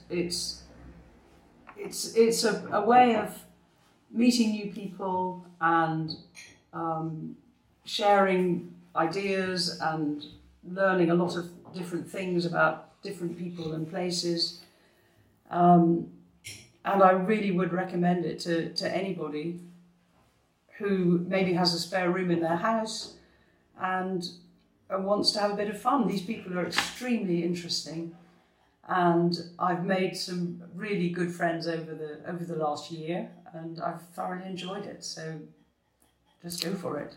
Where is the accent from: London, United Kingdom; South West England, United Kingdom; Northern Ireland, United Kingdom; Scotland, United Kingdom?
Scotland, United Kingdom; now in France; I come from Scotland, so I'm naturally very friendly